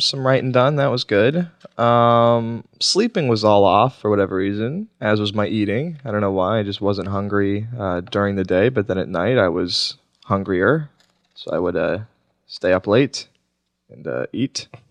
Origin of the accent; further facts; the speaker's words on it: Oklahoma, United States; moved away; also born or lived in Washington, D.C.; I grew up in Oklahoma